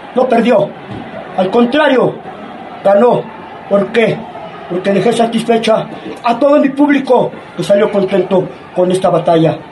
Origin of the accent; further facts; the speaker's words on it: Guadalajara, Jalisco, Mexico; Soy originario de Guadalajara, Jalisco